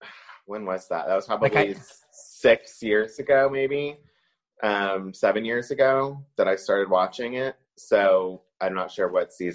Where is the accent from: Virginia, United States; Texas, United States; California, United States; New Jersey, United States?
Texas, United States; Dallas; now in Los Angeles, United States; so I've mainly been in LA. I did go back to Dallas. That's where I'm from.